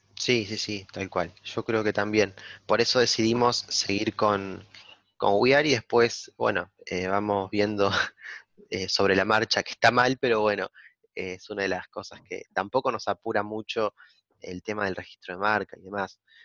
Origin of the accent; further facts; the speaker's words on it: Argentina; now in La Plata, Argentina; en mi pueblo